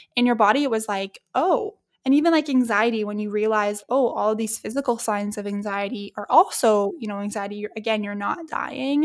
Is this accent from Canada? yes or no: yes; Edmonton, Alberta, Canada; my hometown at Edmonton.